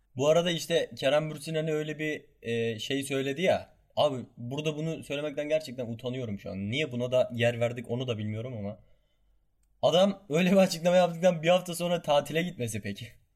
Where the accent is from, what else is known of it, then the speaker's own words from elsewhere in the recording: Kahramanmaraş, Turkey; Ben Kahramanmaraşlıyım